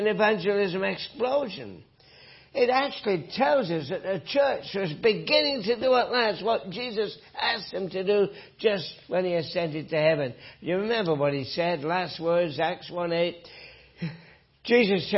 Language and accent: English; north of England, United Kingdom; moved away; from my accent, that I grew up in England, north of England